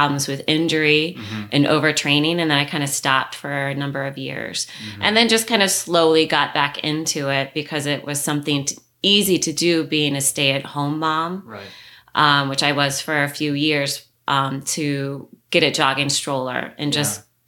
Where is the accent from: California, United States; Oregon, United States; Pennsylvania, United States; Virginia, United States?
Virginia, United States; moved away as an adult; also born or lived in New York City; now in Canton, Michigan, United States; I was born and raised in Virginia